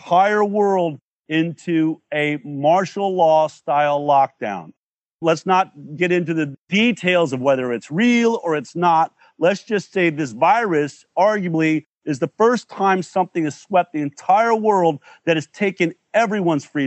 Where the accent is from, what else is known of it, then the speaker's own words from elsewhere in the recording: United States; growing up in the United States of America